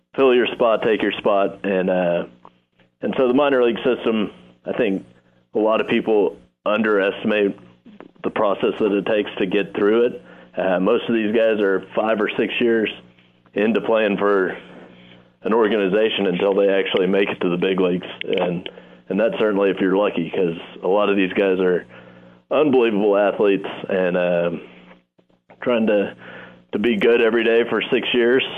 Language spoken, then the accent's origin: English; Round Rock, Texas, United States; moved away as an adult; also born or lived in Oklahoma / Corpus Christi, Texas; now in Nashville, United States; my hometown of Round Rock, Texas